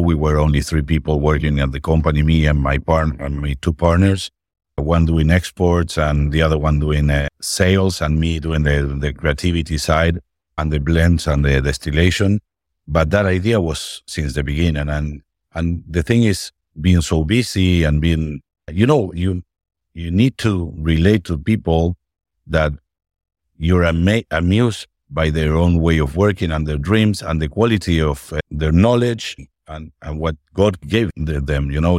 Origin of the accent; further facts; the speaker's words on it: Argentina; I'm from Argentina